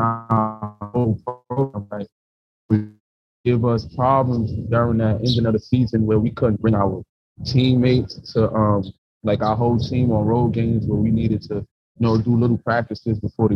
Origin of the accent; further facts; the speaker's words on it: New York City, New York, United States; me coming from the tough neighborhood that I grew up in the South Bronx